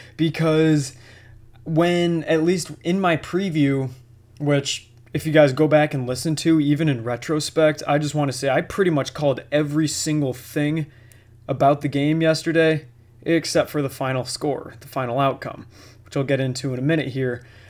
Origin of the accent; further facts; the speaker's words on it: Buffalo, New York, United States; born and raised in Buffalo